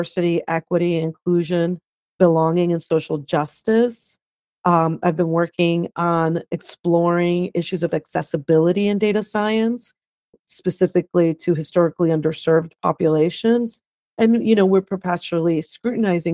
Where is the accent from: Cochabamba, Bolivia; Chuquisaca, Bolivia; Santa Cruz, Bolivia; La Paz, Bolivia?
La Paz, Bolivia; now in United States; I'm originally from La Paz, Bolivia. I came to the United States as a political refugee